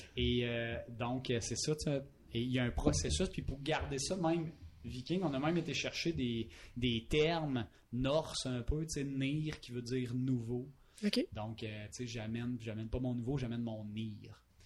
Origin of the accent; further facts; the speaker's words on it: Palmarolle, Quebec, Canada; je viens de Palmarol